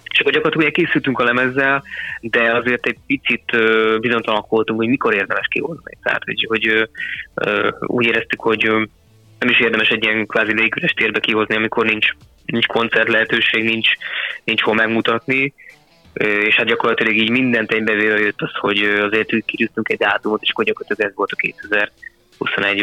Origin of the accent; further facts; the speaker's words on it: Kecskemét, Bács-Kiskun, Hungary; mi ugye kecskemétiek vagyunk